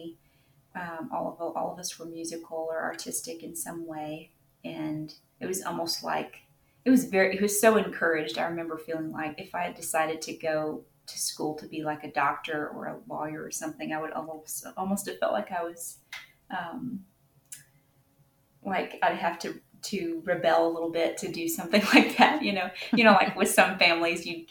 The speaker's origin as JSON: {"language": "English", "town": "Nashville", "region": "Tennessee", "country": "United States", "tie": "born or raised there", "said": "I live in Tennessee. I grew up in the Nashville area."}